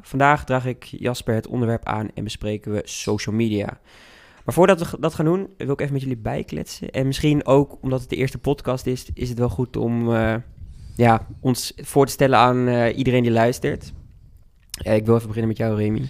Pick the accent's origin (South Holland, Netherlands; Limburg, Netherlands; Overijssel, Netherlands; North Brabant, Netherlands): Overijssel, Netherlands; Hengelo; moved away as an adult; now in Utrecht, Netherlands; ik ben wel afkomstig uit Hengelo en kom in de weekenden vaak terug